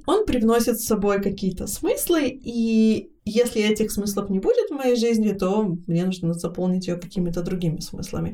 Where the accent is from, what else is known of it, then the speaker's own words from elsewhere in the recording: Israel; я выросла в Израиле